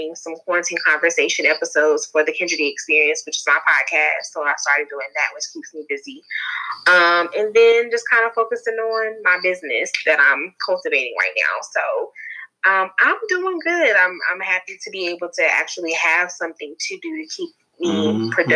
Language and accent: English; Charlotte, North Carolina, United States; I'm from North Carolina, from Charlotte, born and raised